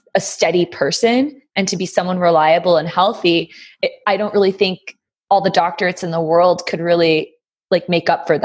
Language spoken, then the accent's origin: English; New Haven, Connecticut, United States; So I grew up in New Haven, Connecticut. That's where I was born. So I was born to two doctors.